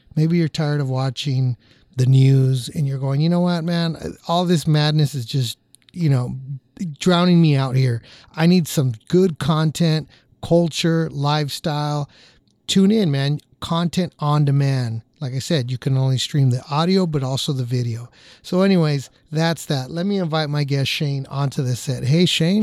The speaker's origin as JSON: {"language": "English", "area": "Orange County", "region": "California", "country": "United States", "tie": "born or raised there", "said": "I grew up in Orange County, born and raised"}